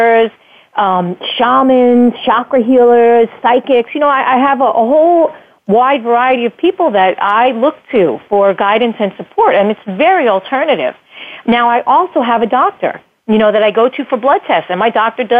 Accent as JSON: {"language": "English", "country": "United States", "tie": "born or raised there", "said": "as an American kid growing up in the 70s"}